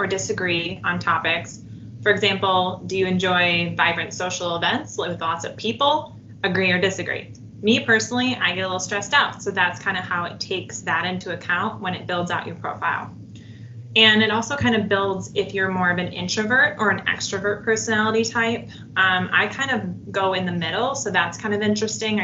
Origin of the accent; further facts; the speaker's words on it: Minnesota, United States; now in Michigan, United States; I'm originally from Minnesota